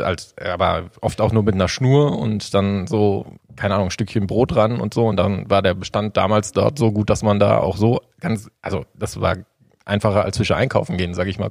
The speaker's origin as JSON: {"language": "German", "area": "Sauerland, near Warstein", "region": "North Rhine-Westphalia", "country": "Germany", "said": "ich bin 33 Jahre, komme aus dem Sauerland, äh, aus der Nähe von Warstein."}